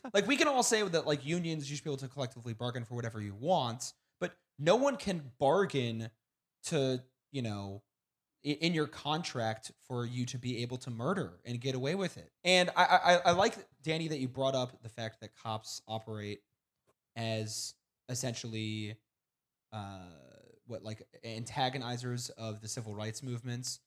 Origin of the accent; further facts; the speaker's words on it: Kansas City, Missouri, United States; I am from Kansas City